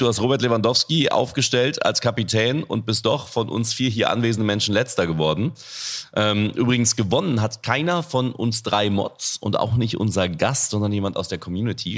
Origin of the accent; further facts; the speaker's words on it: North Rhine-Westphalia, Germany; ich komme aus NRW